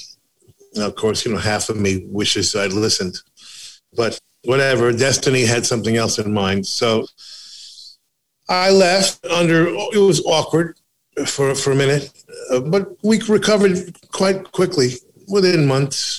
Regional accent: United States; I'm an American

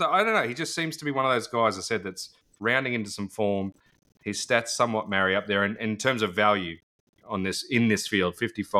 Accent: Australia; as an Aussie

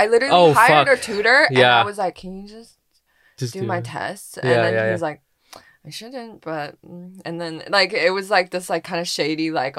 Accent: Vancouver, British Columbia, Canada; English is a second language; moved away as an adult; also born or lived in Shanghai, China; now in Los Angeles, United States; I'm from Canada. I've lived in so many places. I was born in Shanghai, and then I moved to Vancouver in Canada when I was 10. And then I moved to LA 2 months ago

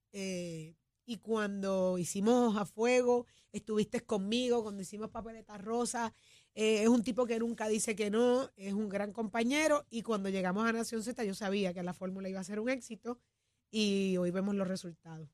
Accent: Puerto Rico; somos puertorriqueños

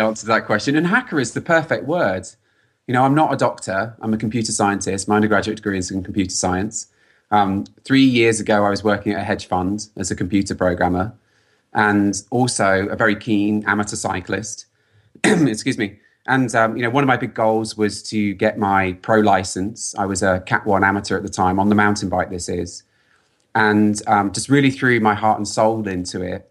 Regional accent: London, United Kingdom; moved away as an adult; now in California, United States; I'm British, I'm from London, and I was living in California.

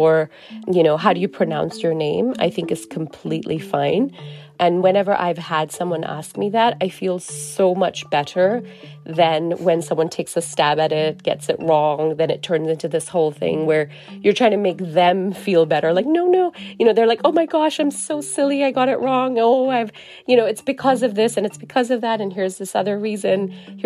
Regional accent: Singapore; growing up in Singapore

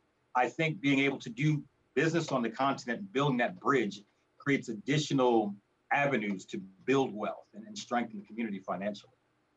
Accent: United States; moved away as an adult; also born or lived in Africa; being an American of African descent and having my experience in America to, you know, a large degree driven by being an American of African descent.

